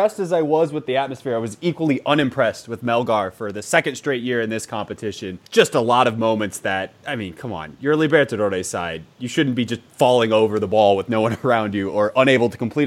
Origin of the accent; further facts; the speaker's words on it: United States; I'm American